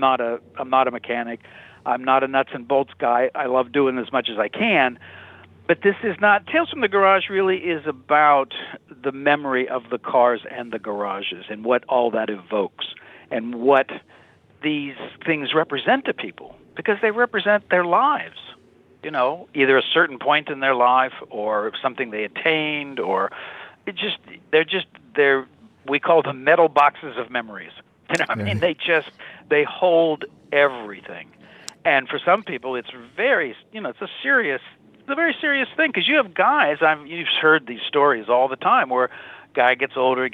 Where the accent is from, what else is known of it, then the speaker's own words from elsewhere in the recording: Kansas, United States; I'm from the Midwest. Uh-huh. Grew up in Kansas.